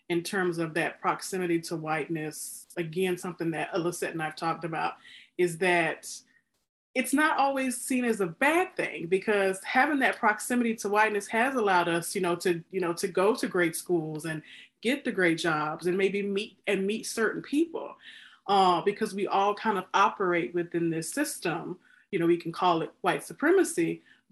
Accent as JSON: {"language": "English", "region": "Mississippi", "country": "United States", "tie": "born or raised there", "said": "growing up in Mississippi, where I did"}